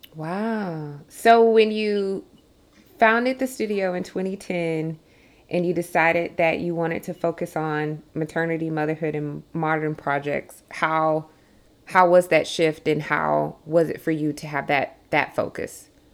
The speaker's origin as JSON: {"language": "English", "region": "South Georgia", "country": "United States", "tie": "born or raised there", "also_born_or_lived": "Atlanta", "said": "I grew up in South Georgia, and mm. um, very rural"}